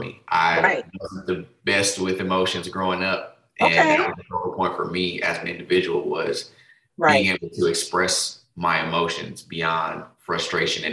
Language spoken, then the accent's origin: English; Denver, Colorado, United States; moved away as an adult; now in Texas, United States; I'm originally from Denver, Colorado, but I now reside in Texas. Been down here for, over a decade for sure. Yeah, came down for school and just never left.